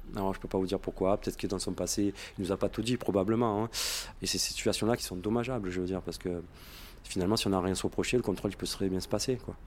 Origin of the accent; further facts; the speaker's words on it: Marseille, Provence-Alpes-Côte d'Azur, France; je suis de Marseille